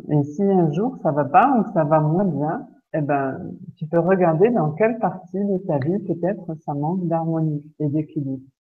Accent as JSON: {"language": "French", "area": "Lorraine", "region": "Grand Est", "country": "France", "said": "chez nous, en Lorraine"}